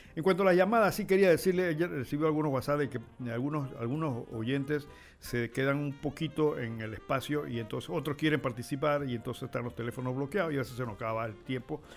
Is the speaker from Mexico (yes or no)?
no; Panama; nosotros como panameños